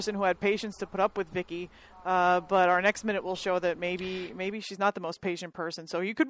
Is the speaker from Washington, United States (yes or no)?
no; Philadelphia, Pennsylvania, United States; I'm from Philadelphia